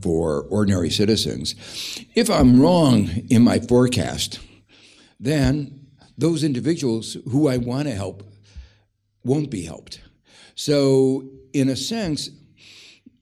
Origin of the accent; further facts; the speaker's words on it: Gary, Indiana, United States; I grew up in Gary, Indiana, which was a place where it was marked by extremes of inequality